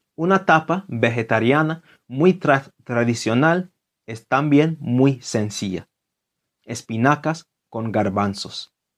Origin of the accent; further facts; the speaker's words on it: London, United Kingdom; Spanish is a second language; Londres, mi ciudad natal